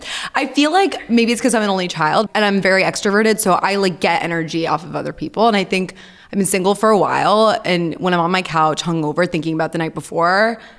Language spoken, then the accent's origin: English; New York City, New York, United States; I'm an Aries and I'm a New Yorker, born and raised.